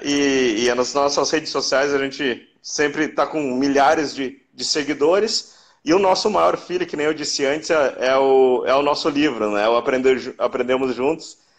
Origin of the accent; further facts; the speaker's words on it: Novo Hamburgo, Rio Grande do Sul, Brazil; Eu sou de Novo Hamburgo, que é na região metropolitana de Porto Alegre, aqui no Rio Grande do Sul